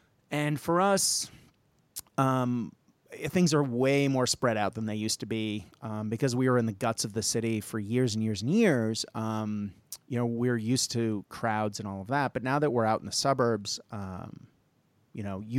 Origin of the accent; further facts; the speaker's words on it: Japan; I grew up in Japan, so I grew up used to seeing people with masks because that's part of the culture.